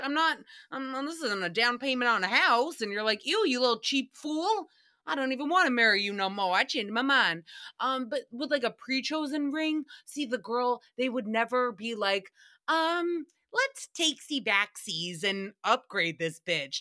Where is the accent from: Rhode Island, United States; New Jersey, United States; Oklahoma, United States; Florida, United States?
Rhode Island, United States; I grew up in Rhode Island